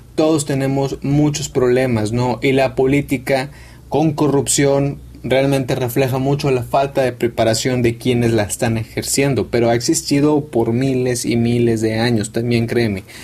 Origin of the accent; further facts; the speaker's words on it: Mexico; yo soy mexicano